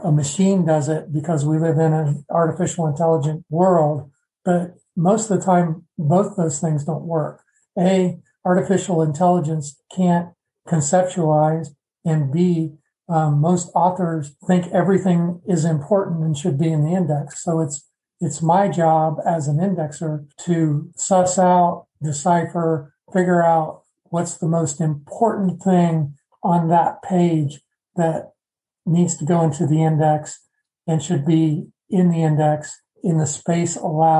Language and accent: English; Midwest, United States; being a Midwesterner